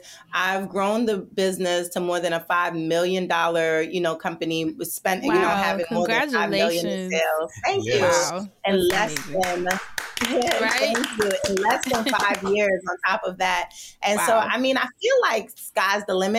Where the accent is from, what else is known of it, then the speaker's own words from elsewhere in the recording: New York City, New York, United States; also born or lived in Jamaica; I am from Brooklyn. I was born in Jamaica.